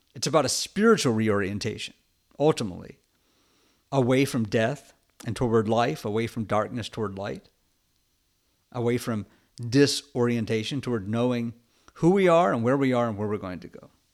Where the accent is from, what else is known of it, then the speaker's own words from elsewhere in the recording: United States; being an American and a Westerner